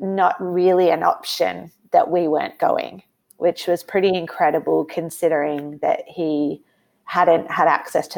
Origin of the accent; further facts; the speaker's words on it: Australia; also born or lived in United States; I'm from Australia